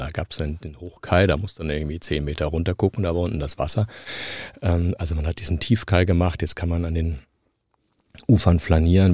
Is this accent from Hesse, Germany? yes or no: yes; Frankfurt, Hesse, Germany; accent: Frankfurterisch; Ich bin in dieser Stadt geboren, ich bin in den Kindergarten, ich bin in die Schule, ich habe hier studiert